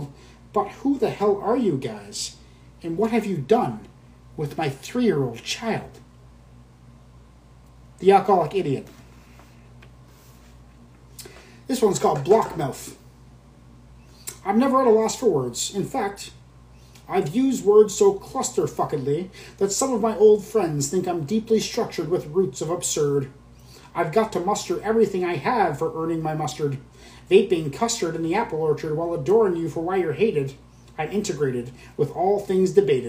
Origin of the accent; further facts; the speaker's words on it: British Columbia, Canada; I am from Canada. I am from British Columbia in Canada.